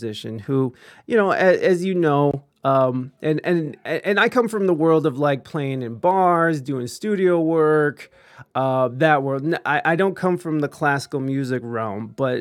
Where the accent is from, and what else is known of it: United States; accent: American